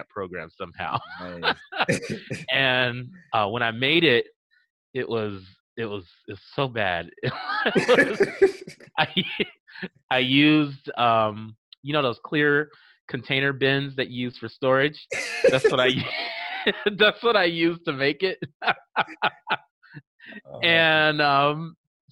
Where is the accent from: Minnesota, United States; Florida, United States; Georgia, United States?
Florida, United States; Miami; also born or lived in Lake City, Florida; I grew up here. I've been here since I was 5 years old. Yeah. I'm originally from Lake City, Florida